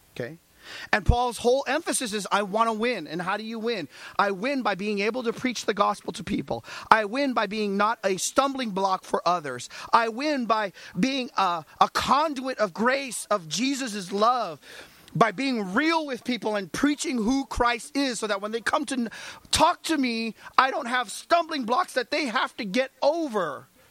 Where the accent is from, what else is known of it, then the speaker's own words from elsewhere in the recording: United States; I'm an American